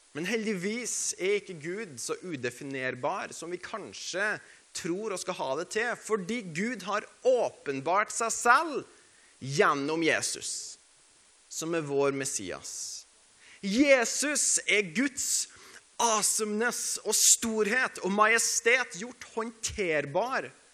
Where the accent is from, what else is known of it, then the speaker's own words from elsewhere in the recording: Norway; vi er nordmenn